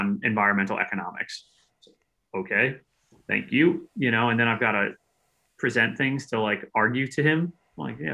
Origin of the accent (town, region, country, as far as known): United States